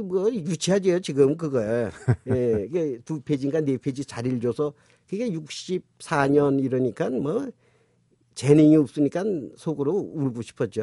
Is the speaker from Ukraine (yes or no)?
no; North Korea; now in South Korea; 둘 다 이북 출신이고